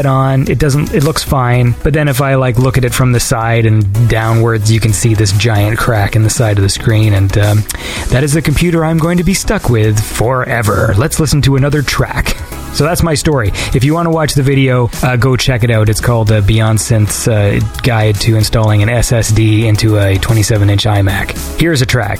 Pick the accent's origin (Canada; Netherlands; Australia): Canada; I'm Canadian.